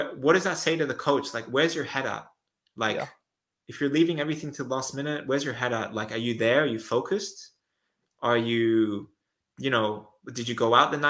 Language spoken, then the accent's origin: English; Australia; also born or lived in Netherlands; now in Switzerland; I'm Australian